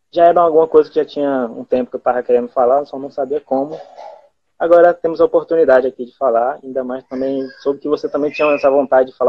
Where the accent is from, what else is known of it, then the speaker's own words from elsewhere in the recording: Maranhão, Brazil; eu estou na minha casa, né? Então, onde eu cresci, nasci e tudo